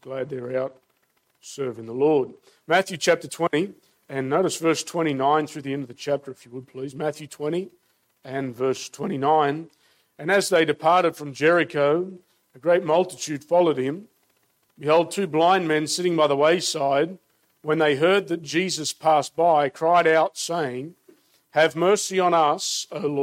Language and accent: English; Australia; I'm, as you can tell from my accent, born and raised in Australia